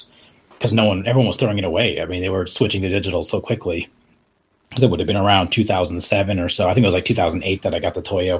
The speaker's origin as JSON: {"language": "English", "town": "Estes Park", "region": "Colorado", "country": "United States", "tie": "born or raised there", "also_born_or_lived": "Phoenix, Arizona", "moved": "as an adult", "said": "I grew up in Estes Park, which is a small mountain town in Colorado, right next to Rocky Mountain National Park. So I lived there from when I was 9 to 18."}